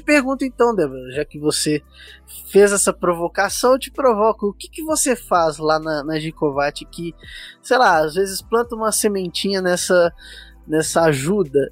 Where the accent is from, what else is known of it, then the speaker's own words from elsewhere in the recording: São Paulo, Brazil; now in Belo Horizonte, Brazil; eu sou de São Paulo, mas moro aqui em Belo Horizonte